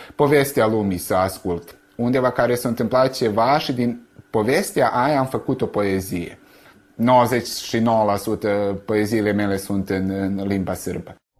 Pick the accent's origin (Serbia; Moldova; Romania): Serbia; Sânmihai, Vojvodina; now in Novi Sad, Serbia; satul meu, adică despre Sân Mihai